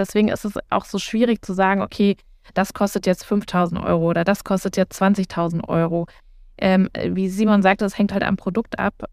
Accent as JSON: {"language": "German", "region": "North Rhine-Westphalia", "country": "Germany", "tie": "born there", "lives_now": "Berlin, Germany", "said": "Also ich plädiere ja groß für das Sauerland. Ich komme gebürtig aus dem Sauerland."}